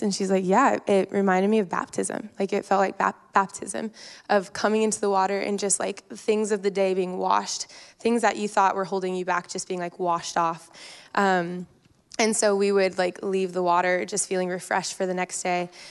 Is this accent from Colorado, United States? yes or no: yes; Colorado, United States; moved away as an adult; also born or lived in Lake Tahoe; now in Newburgh, United States; I grew up in Colorado, which is a high desert mountain country, not a lot of water